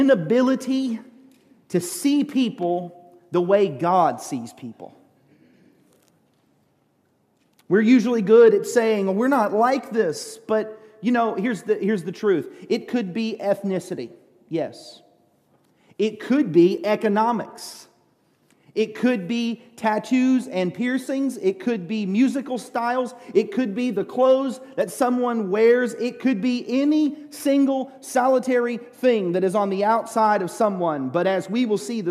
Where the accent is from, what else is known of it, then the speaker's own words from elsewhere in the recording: United States; I was a pastor from America